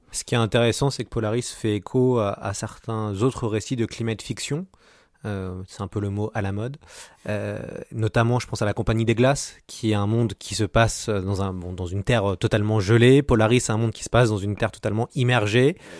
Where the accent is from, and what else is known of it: France